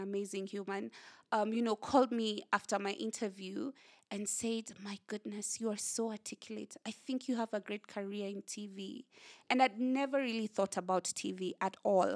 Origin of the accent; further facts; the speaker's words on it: Kenya; whatever challenges that we have as Kenyan, young Kenyans